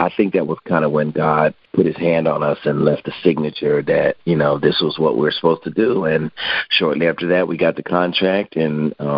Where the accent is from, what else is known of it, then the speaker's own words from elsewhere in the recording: Hartford, Connecticut, United States; In Hartford, Connecticut. Hartford.